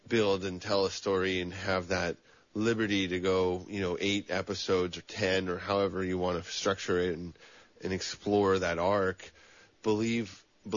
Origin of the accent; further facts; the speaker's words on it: Santa Cruz, California, United States; also born or lived in El Dorado County, California; as a young person growing up in Santa Cruz